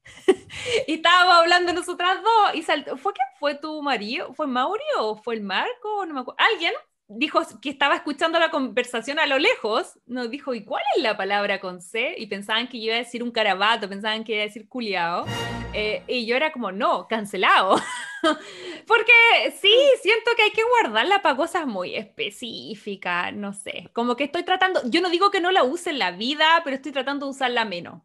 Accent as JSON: {"language": "Spanish", "town": "Santiago", "region": "Santiago Metropolitan Region", "country": "Chile", "tie": "born or raised there", "moved": "yes", "said": "nací y criada en Santiago de Chile"}